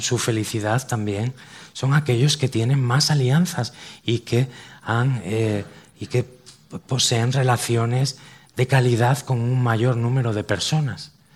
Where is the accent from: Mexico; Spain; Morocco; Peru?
Spain; Cantabria; los que somos de Cantabria